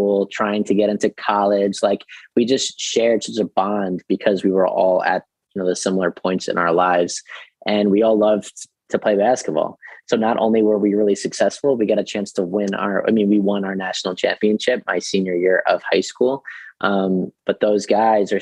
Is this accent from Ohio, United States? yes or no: no; Long Island, New York, United States; I'm originally from Long Island